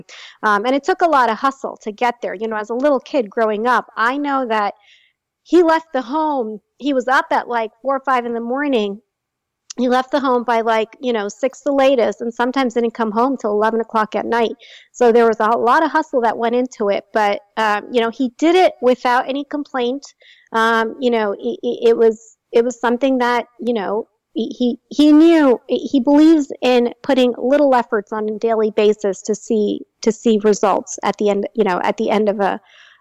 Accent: Jersey City, New Jersey, United States; I grew up in Jersey City.

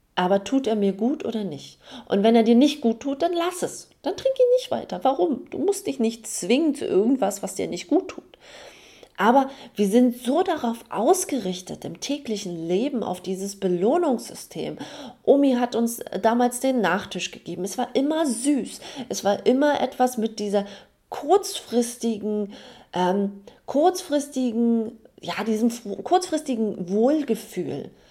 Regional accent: Germany; bei uns in Deutschland

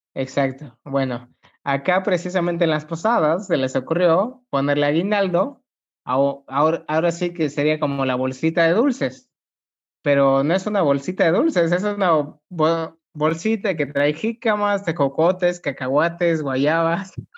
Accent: Mexico; los mexicanos tenemos nuestro cantadito, nuestra forma de expresarnos, muy peculiar.

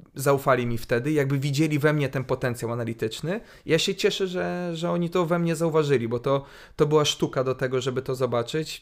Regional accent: Lublin, Lublin Voivodeship, Poland; wychowałem się na Starym Mieście

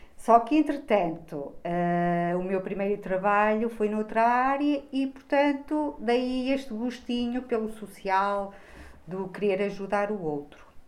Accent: Bragança, Norte, Portugal; now in Braga, Portugal; eu não sou daqui, uh, eu sou transmontana, sou de Bragança e, portanto, vivo em Braga

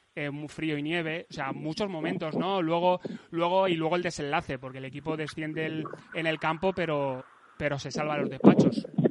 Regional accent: Valencia, Valencian Community, Spain; como somos falleros, como somos de Valencia

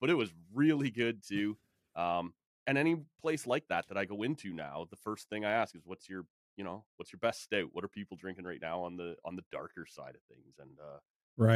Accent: Oshawa, Ontario, Canada; I grew up in Oshawa

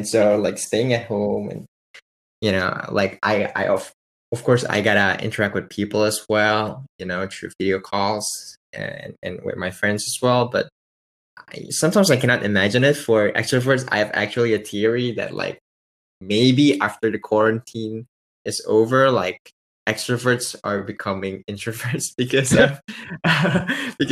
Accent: Indonesia; I'm actually from Indonesia

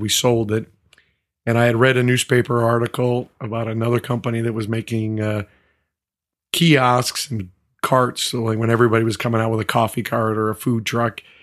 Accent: Montana, United States; moved away; I grew up in Montana. I grew up on a, in a small community, seventy-five hundred, uh, folks.

